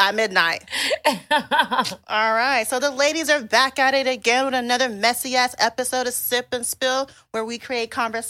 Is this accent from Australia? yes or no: no; Texas, United States; I'm from Texas